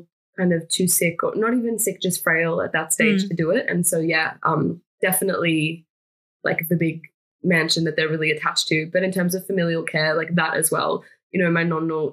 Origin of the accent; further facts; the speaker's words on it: Australia; also born or lived in Florence, Italy; I'm Australian and Italian, like that's its own thing within itself. You know, Italo-Australian.